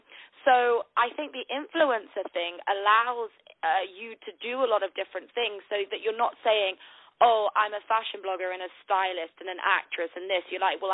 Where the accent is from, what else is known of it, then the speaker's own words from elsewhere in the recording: Manchester, North West England, United Kingdom; now in London, United Kingdom; live in London, but I'm actually from the north of the UK in a place called Manchester. So I've lost my accent, though, but I'm a northerner.